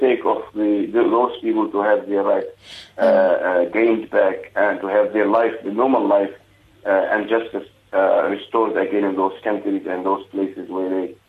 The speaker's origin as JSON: {"language": "English", "country": "Egypt", "moved": "yes", "lives_now": "South Africa", "said": "we feel that we are Egyptian, but we are South African, or we South African, but originally Egyptian."}